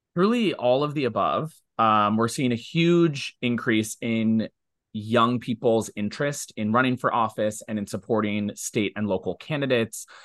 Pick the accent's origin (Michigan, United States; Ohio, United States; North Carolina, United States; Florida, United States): Ohio, United States; now in New York, United States; I'm from Ohio, I live in New York, but I still engage in Ohio politics